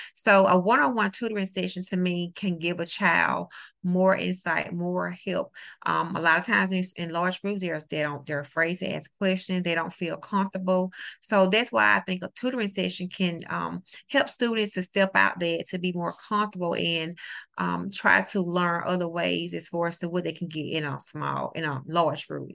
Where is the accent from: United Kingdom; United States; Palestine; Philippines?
United States; New Orleans, Louisiana; now in Mississippi, United States; I live in the great state of Mississippi. I'm originally from New Orleans, Louisiana